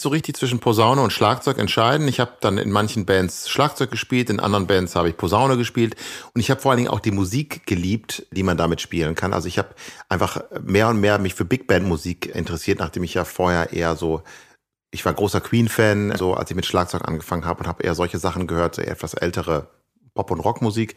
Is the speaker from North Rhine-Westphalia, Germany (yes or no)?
yes; Ibbenbüren, North Rhine-Westphalia, Germany; moved away; also born or lived in Gelsenkirchen / Amsterdam; wo ich aufgewachsen bin, in Ibbenbüren